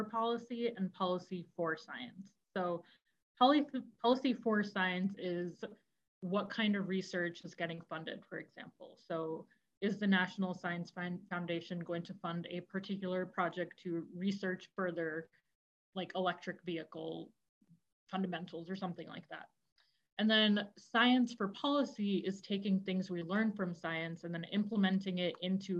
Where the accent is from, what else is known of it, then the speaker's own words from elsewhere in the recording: northern Florida, United States; also born or lived in India; now in Chicago, United States; I grew up in Florida, in northern Florida, kind of the border of Georgia, Florida